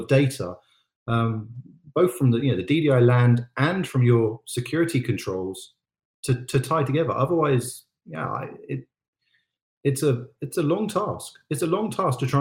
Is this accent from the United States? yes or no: no; United Kingdom; I'm British